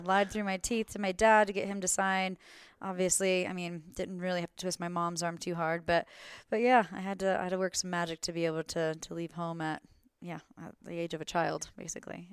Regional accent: Florida, United States; moved away as an adult; now in Glenwood Springs, United States; I'm originally from Florida

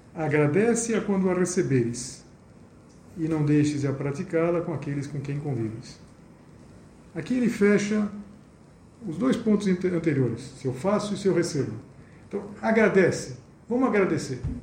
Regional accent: Brazil; Eu sou brasileiro

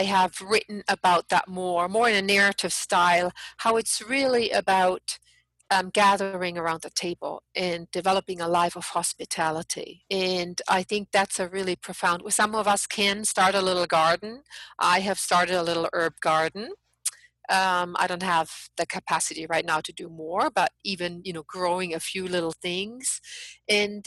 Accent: Germany; now in United States; I'm an outsider. I'm from Germany.

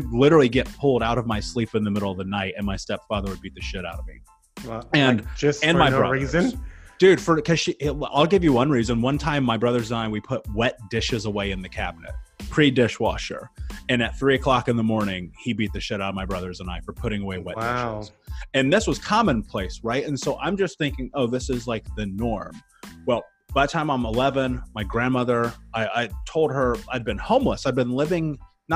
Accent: Midwest, United States; growing up in the 90s in America, in the Midwest

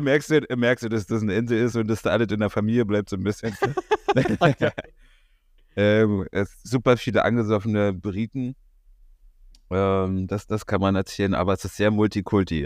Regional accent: Berlin, Germany; als Berliner

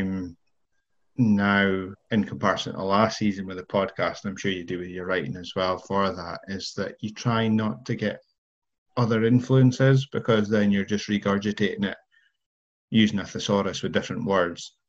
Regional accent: United Kingdom; as many British people are

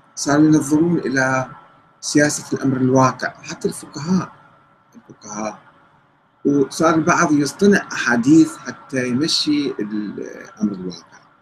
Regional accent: Karbala, Karbala Governorate, Iraq; انا ابن كربلاء

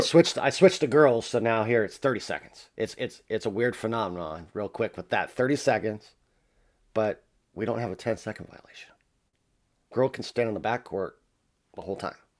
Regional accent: La Verne, California, United States; I grew up in the city of Laverne

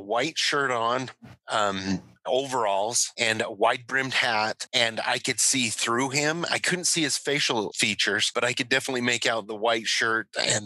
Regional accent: Hyrum, Utah, United States; I grew up here locally. I grew up in Hiram

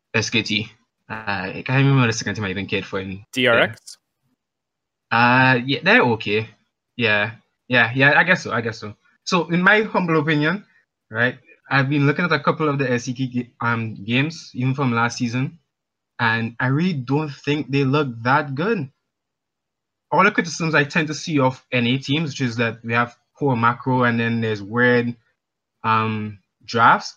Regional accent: Grenada; also born or lived in Trinidad; now in Trinidad and Tobago; I'm calling from Grenada. Well, actually Trinidad, currently

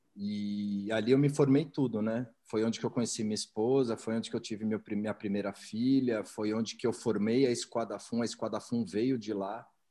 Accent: São Paulo, Brazil; eu sou paulistano, nasci, nasci em São Paulo, é, cresci no Alto de Pinheiros

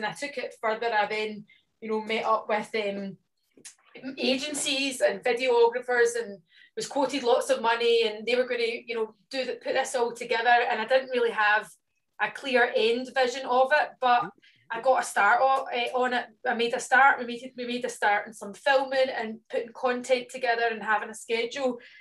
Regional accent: Scotland, United Kingdom; being Scottish

